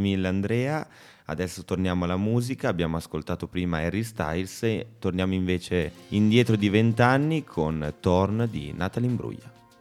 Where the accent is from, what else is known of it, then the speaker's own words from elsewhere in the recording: Bologna, Emilia-Romagna, Italy; moved away; Essendo, essendo proprio bolognese